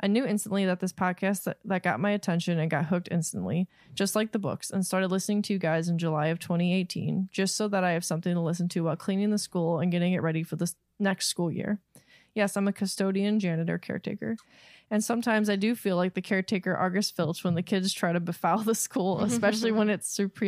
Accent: Sundre, Alberta, Canada; she was kind enough to put it out phonetically for me. I'm from Sundre, Alberta, Canada

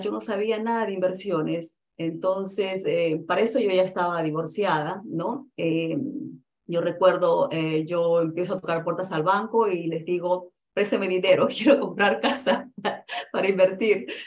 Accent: Peru; now in United States; yo soy de Perú

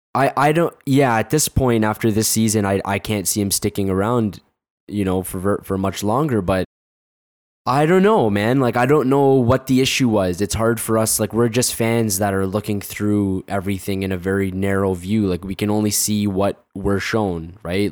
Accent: Canada; there's too much Canadian in me

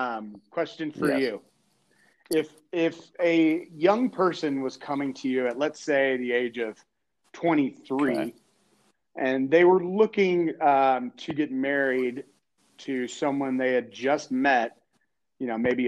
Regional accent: Quebec, Canada; I'm from Quebec originally. That's it. … From Quebec.

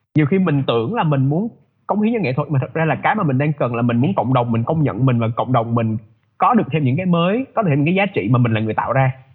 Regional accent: Vietnam; moved away as an adult; mình lớn lên ở Việt Nam background của mình là người Việt

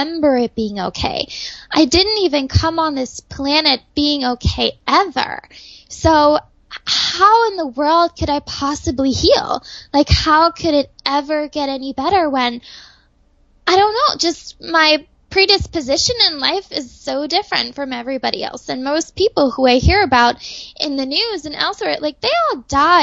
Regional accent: Germany; moved away; I was growing up in Germany

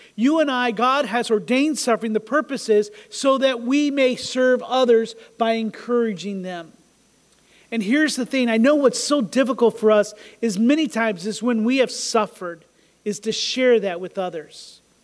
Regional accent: United States; we think of ourselves as just American Christians

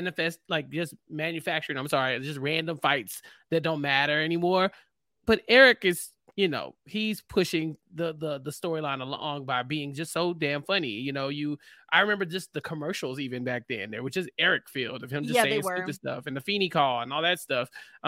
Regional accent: Houston, Texas, United States; I am from Houston.

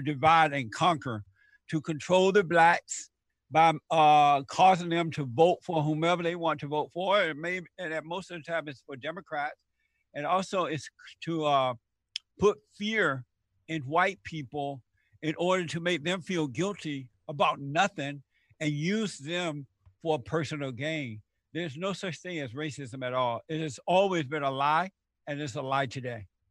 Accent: Alabama, United States; I was born and raised in Alabama. I was raised on a plantation there under the Jim Crow laws

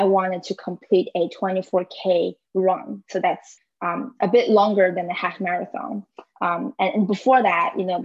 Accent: China; moved away as an adult; now in Washington, D.C., United States; I was born and raised in China. I moved to the U.S. For school in 2014. I've been living in Washington, D.C. area ever since.

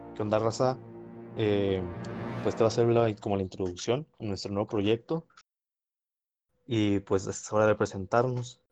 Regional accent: Coahuila, Mexico; soy de Coahuila del Norte

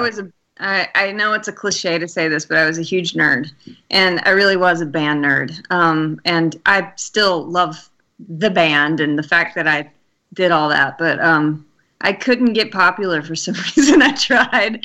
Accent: Alabama, United States; I'm from Alabama

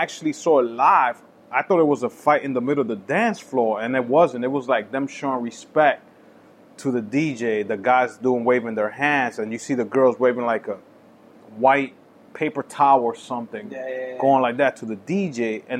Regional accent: Boston, Massachusetts, United States; Oh, I'm from Boston. Oh, I guess it's an East Coast thing that we like the Henny shit.

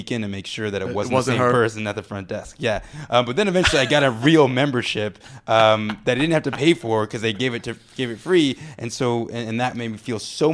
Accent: Chicago, Illinois, United States; I grew up in Hyde Park, right by the University of Chicago

